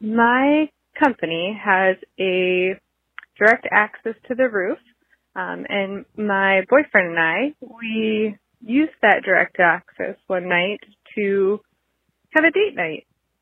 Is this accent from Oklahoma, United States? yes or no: yes; Oklahoma, United States; I am from Oklahoma, tragically